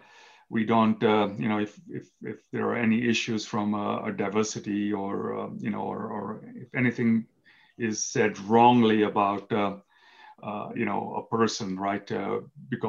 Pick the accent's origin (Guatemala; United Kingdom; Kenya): Kenya; moved away as an adult; now in United States; I was born in Kenya, East Africa. I moved to the United States when I was 18 years old